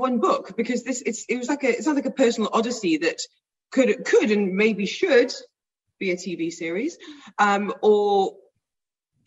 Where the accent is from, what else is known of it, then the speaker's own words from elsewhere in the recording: England, United Kingdom; Me being English